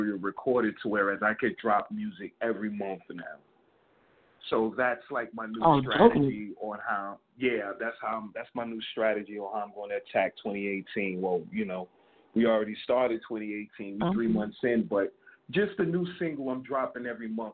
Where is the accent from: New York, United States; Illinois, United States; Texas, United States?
New York, United States; New York City; I'm from New York City, Bronx, to be precise.